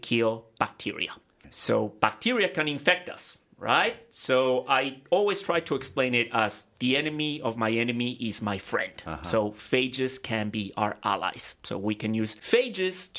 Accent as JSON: {"language": "English", "country": "Ecuador", "moved": "as an adult", "lives_now": "Australia", "said": "I'm originally from Ecuador, and back in Ecuador, I graduated as a medical doctor"}